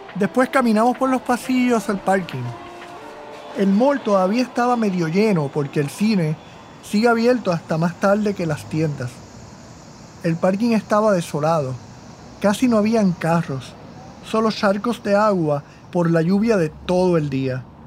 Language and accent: Spanish; Puerto Rico; moved away as an adult; Yo también me fui de Puerto Rico en dos mil veinte